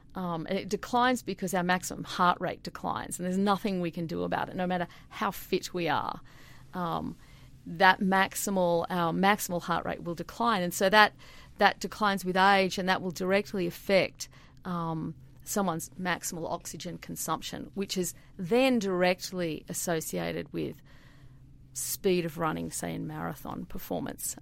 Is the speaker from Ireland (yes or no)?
no; Sydney, New South Wales, Australia; moved away as an adult; also born or lived in Queensland; now in Milwaukee, United States; I grew up in Sydney.